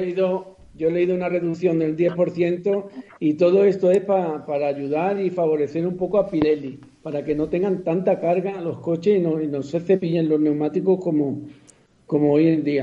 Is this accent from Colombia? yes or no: no; Spain; aquí en España